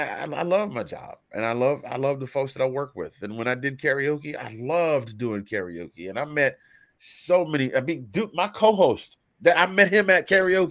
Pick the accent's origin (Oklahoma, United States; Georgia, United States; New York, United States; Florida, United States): Georgia, United States